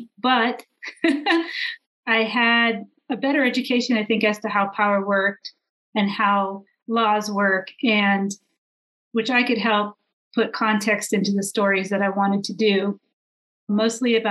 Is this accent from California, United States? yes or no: yes; San Diego, California, United States; moved away; also born or lived in San Francisco; I grew up in San Diego near the border